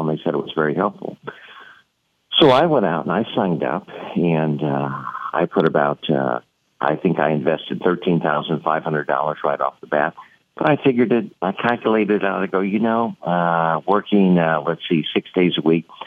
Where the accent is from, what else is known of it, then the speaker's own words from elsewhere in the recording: St. Louis, Missouri, United States; I was from St. Louis, Missouri